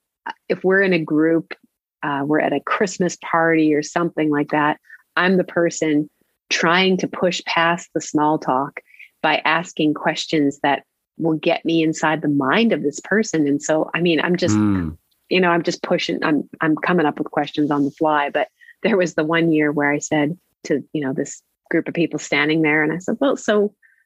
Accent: Vanderhoof, British Columbia, Canada; moved away as an adult; that town that I was born into and didn't fully understand until I moved away from it

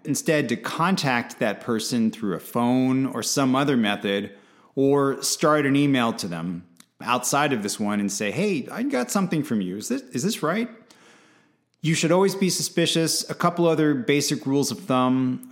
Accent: United States; as an American

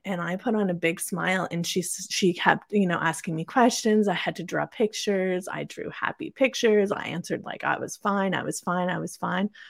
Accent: Kingston, Ontario, Canada; also born or lived in Perth, Ontario; I was born and raised in Kingston, Ontario, Canada

